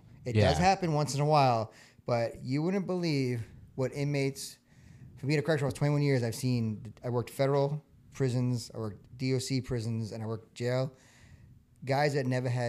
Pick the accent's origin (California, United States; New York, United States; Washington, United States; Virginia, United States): New York, United States; moved away; I am from New York